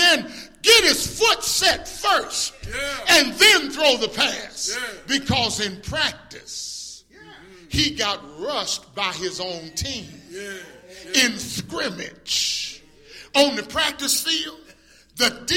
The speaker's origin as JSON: {"language": "English", "town": "Tuscaloosa", "region": "Alabama", "country": "United States", "tie": "born or raised there", "said": "I'm from Tuscaloosa, you know. I grew up there as a young boy"}